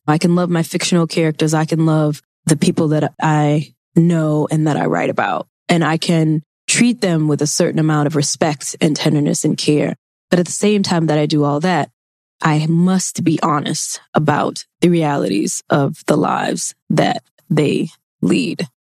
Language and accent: English; Mississippi, United States; I grew up in Mississippi. I took Mississippi history.